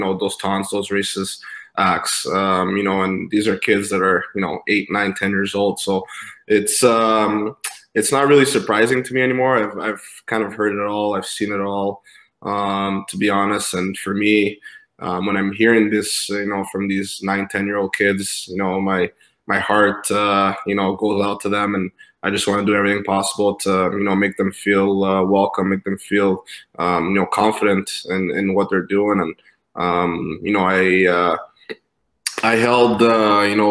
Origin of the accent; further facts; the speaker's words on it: Montreal, Quebec, Canada; Montreal, my hometown